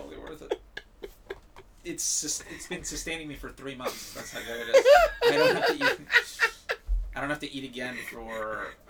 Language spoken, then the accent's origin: English; South Florida, United States; moved away; I'm from South Florida originally